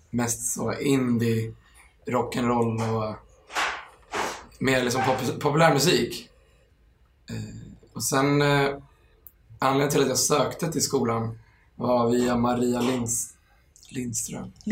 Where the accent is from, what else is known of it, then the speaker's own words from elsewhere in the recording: Stockholm, Stockholm County, Sweden; Eh, från Enskede. Ja. Eller närmare bestämt, bestämt Stureby.